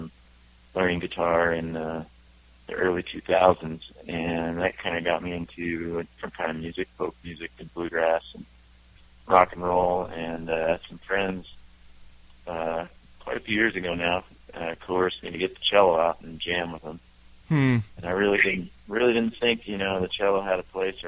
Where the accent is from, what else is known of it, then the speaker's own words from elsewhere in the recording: California, United States; moved away as an adult; now in Wyoming, United States; I grew up in California